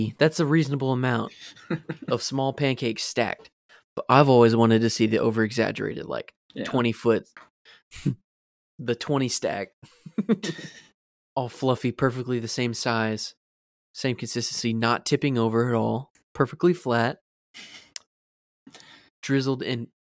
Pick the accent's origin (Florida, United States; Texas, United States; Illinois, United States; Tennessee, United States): Florida, United States; Maybe we always had that in our minds because we grew up in Florida.